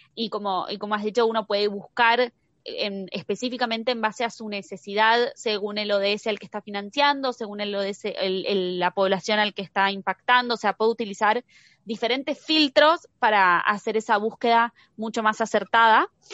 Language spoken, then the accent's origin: Spanish; Argentina; yo soy argentina